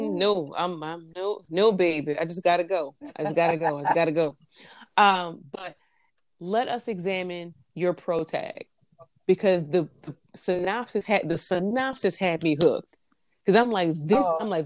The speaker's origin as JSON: {"language": "English", "town": "St. Louis", "region": "Missouri", "country": "United States", "tie": "born or raised there", "said": "growing up in St. Louis"}